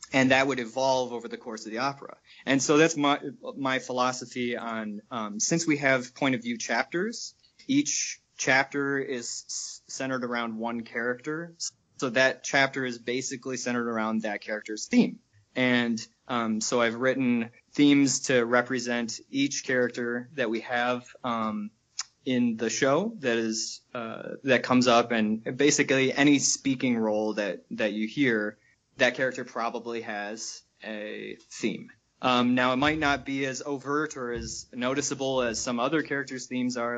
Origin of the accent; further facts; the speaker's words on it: Michigan, United States; moved away as an adult; also born or lived in New York; I'm from Michigan originally and uh, live here again now after being in New York for a few years with these guys